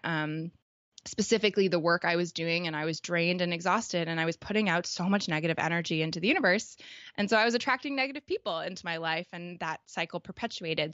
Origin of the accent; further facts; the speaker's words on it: Toronto, Ontario, Canada; I'm from Canada, um, specifically, like, grew up in Toronto.